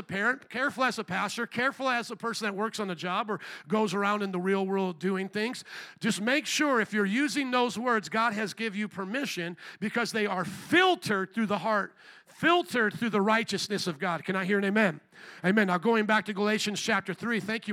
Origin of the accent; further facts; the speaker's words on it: United States; I'm American